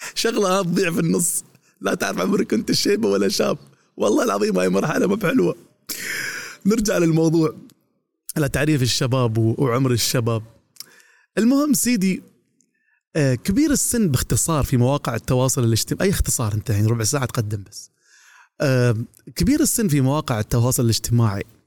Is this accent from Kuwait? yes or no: no; Dubai, United Arab Emirates; عندنا في دبي